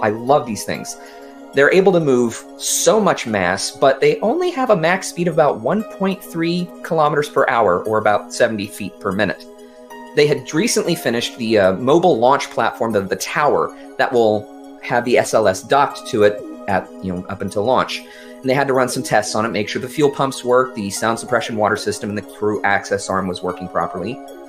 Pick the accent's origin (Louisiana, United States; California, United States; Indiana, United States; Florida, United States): Louisiana, United States; growing up in Louisiana